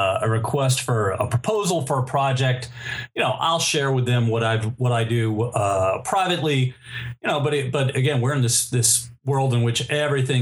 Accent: New York City, New York, United States; I am a native New Yorker. I was born in Manhattan.

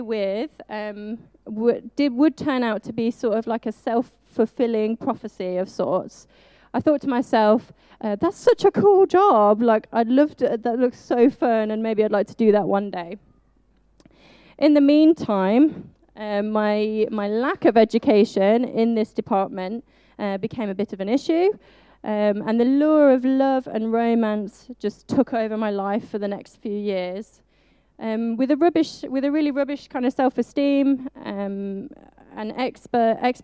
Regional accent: Birmingham, West Midlands, United Kingdom; moved away as an adult; now in Loughborough, United Kingdom; You might not tell from my accent, but sometimes it does come out. I am actually from the beautiful city that is Birmingham

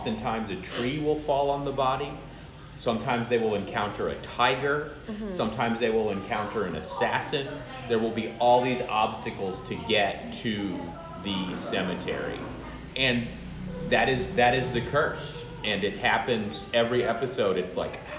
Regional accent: United States; moved away as an adult; now in Indonesia; As an American viewer

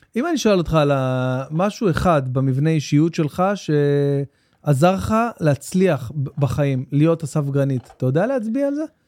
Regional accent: Jerusalem, Jerusalem District, Israel; גדלתי בנורית, ממש בנורית, בעיר גנים, בפנים

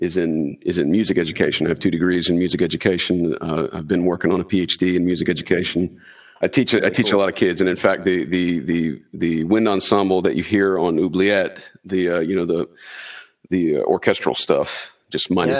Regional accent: North Carolina, United States; We're from North Carolina in the U.S.

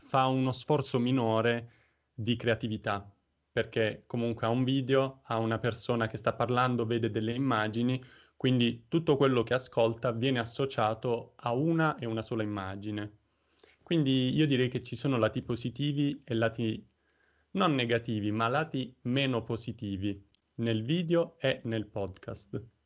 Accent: Taranto, Apulia, Italy; now in Osnabrück, Germany; sono nato in Puglia, a Taranto

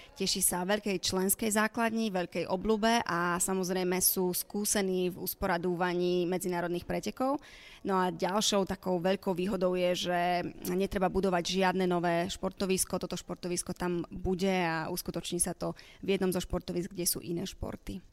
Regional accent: Slovakia; som teda Slovenka

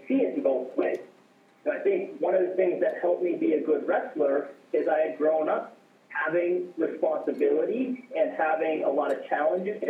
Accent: Alaska, United States; I'm from Alaska and it doesn't have a lot of people

